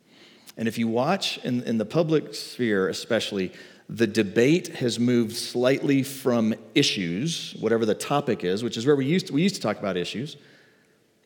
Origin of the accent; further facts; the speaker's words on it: the Bible Belt, United States; I grew up in the Bible Belt in like the 90s, like late 80s